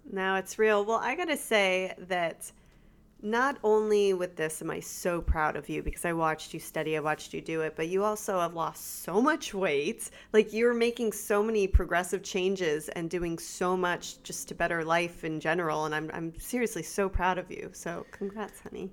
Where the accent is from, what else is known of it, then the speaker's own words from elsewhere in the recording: South Florida, United States; also born or lived in California; now in Central Florida, United States; I was raised in South Florida